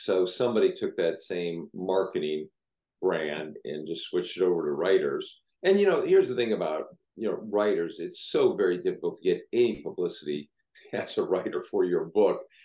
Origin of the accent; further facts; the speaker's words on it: Seattle, Washington, United States; I grew up in the Matthews Beach area of Seattle.